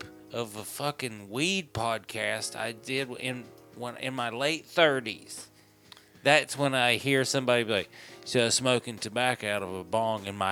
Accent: the South, United States; moved away; I grew up in the South where tobacco was like, it was like part of salad.

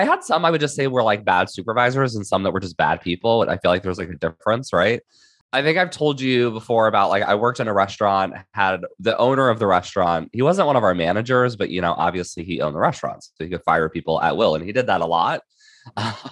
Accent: Indiana, United States; moved away as an adult; now in San Diego County, United States; I am originally from Indiana, and I moved out to Southern California for law school

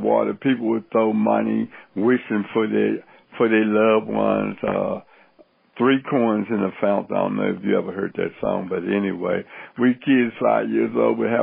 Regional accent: Cincinnati, Ohio, United States; born or raised there; also born or lived in the American South

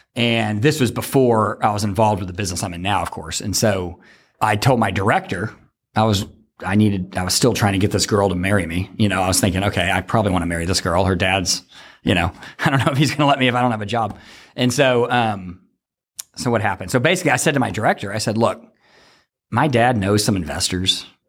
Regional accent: Fort Worth, Texas, United States; moved away as an adult; I'm from Fort Worth

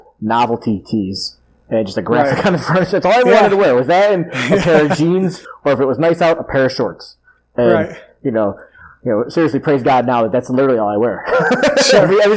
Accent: Tonawanda, New York, United States; also born or lived in Kenmore, New York; I grew up in Tonawanda, and then I moved all the way to Kenmore.

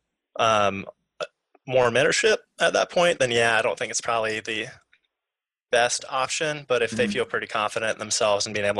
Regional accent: Missouri, United States; moved away as an adult; I'm from Missouri, kind of Midwest, not a whole lot around

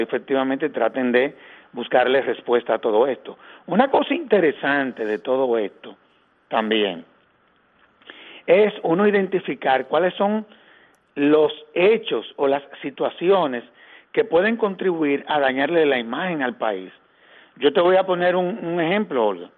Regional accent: Dominican Republic; a nosotros como dominicanos

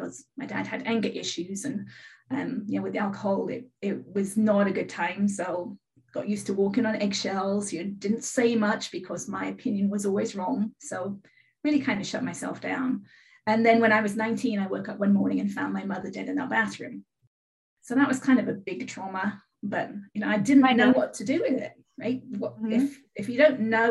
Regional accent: England, United Kingdom; now in California, United States; I live in California. I'm originally from England. I've lived in California 33 years.

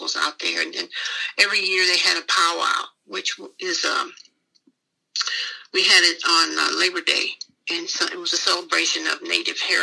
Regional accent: St. Louis, Missouri, United States; moved away as an adult; also born or lived in Brussels, Belgium; now in Cincinnati, United States; I lived there till 1968 when I got married

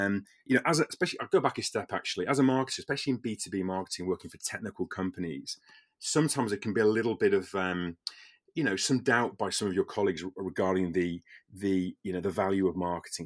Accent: the Wirral, Merseyside, North West England, United Kingdom; I'm from the Wirral originally, the Merseyside

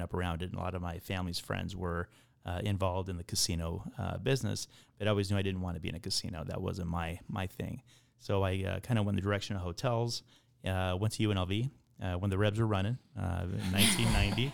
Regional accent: Nevada, United States; now in Scottsdale, United States; I'm originally from Nevada, uh, which is kinda full circle for me with Caesars Republic, uh, but grew up in Lake Tahoe area.

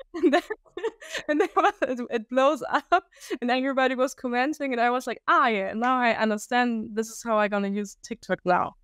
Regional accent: Germany; English is a second language; I'm from Germany

